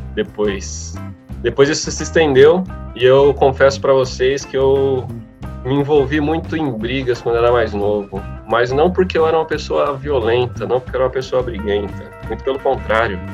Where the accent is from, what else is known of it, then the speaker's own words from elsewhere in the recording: Mauá, São Paulo, Brazil; nasci em Mauá, sou um cidadão mauaense